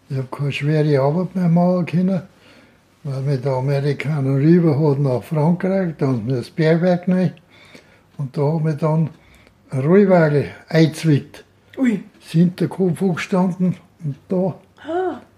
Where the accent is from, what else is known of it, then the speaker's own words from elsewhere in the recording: Heselwang, Bavaria, Germany; Und aufgewachsen bin ich in Heselwang, auf dem Bauernhof dann, weil sie da hingeheiratet hat.